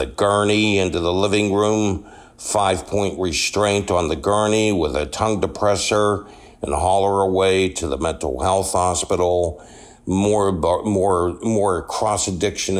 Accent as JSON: {"language": "English", "town": "Pittsburgh", "region": "Pennsylvania", "country": "United States", "tie": "born or raised there", "said": "Born and raised in Pittsburgh, Pennsylvania"}